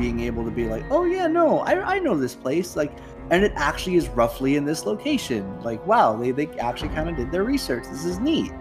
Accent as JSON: {"language": "English", "town": "Las Vegas", "region": "Nevada", "country": "United States", "tie": "born or raised there", "said": "the place that I've called my hometown for pretty much all of my life"}